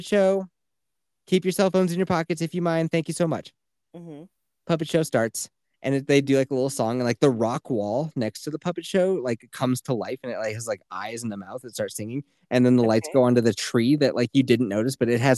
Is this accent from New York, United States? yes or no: no; Colorado, United States; growing up in Colorado